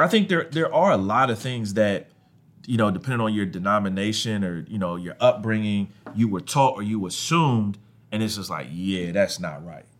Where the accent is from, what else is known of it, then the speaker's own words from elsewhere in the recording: Ohio, United States; I grew up in Ohio